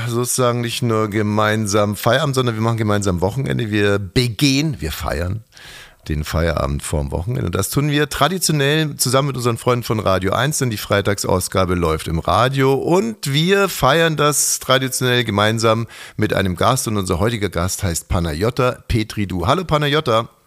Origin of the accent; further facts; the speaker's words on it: Bavaria, Germany; aus meiner Heimat, Bayern